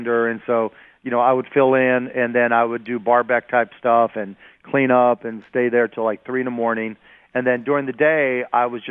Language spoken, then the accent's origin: English; Pittsburgh, Pennsylvania, United States; I grew up in Pittsburgh